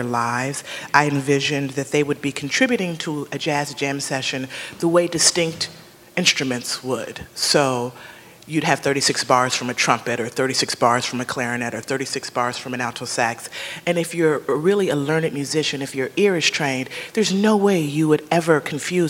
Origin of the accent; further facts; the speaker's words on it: Chicago, Illinois, United States; also born or lived in Kansas City, Missouri; now in New York, United States; I'm a Midwesterner by roots. I was born in Kansas City, Missouri, and grew up in the suburbs of Chicago